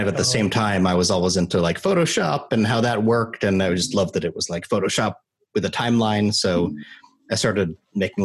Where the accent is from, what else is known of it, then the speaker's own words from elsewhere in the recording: Salt Lake City, Utah, United States; moved away as an adult; now in Los Angeles, United States; I grew up in Salt Lake City, Utah, and moved to LA for college. So I've been here since 2001.